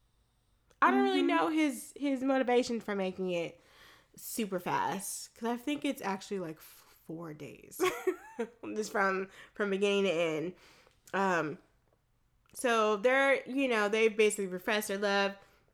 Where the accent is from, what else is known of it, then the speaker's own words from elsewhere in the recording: Florida, United States; I grew up in Florida.